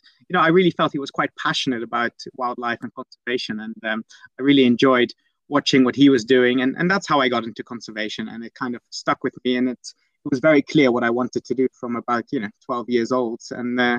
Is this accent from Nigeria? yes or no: no; Eastern Region, Uganda; also born or lived in Netherlands; so I'm, I'm I'm originally Dutch, and I was born in the Netherlands. But at the age of four, we we moved to a little uh, village in in eastern Uganda